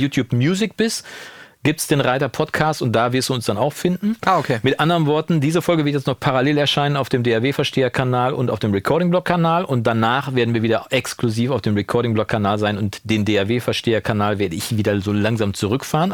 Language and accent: German; Germany; in Kursfeld, wo ich aufgewachsen bin